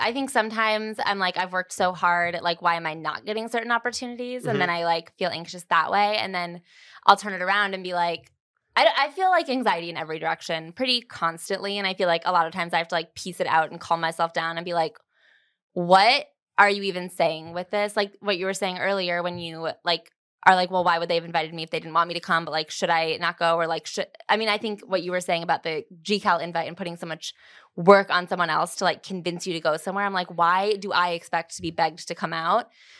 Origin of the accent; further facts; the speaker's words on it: Chicago, Illinois, United States; also born or lived in Los Angeles; now in New York, United States; I'm from Chicago or like the suburbs of Chicago. And then I lived in LA for a couple of years and then I moved to New York.